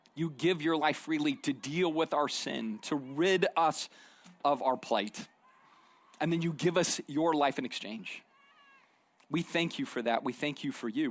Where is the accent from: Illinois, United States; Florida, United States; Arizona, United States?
Arizona, United States; moved away; I grew up in Arizona